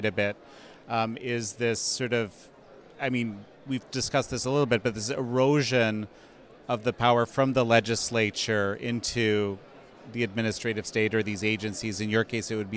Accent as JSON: {"language": "English", "country": "Canada", "tie": "born or raised there", "moved": "yes", "lives_now": "United States", "said": "my home country of Canada"}